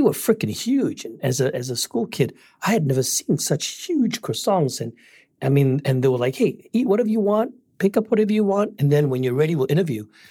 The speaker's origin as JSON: {"language": "English", "country": "Singapore", "tie": "born or raised there", "also_born_or_lived": "Malaysia", "moved": "as an adult", "lives_now": "United States", "said": "I'm from Singapore. I was born in Malaysia, and then my parents moved to Singapore when I was one year old."}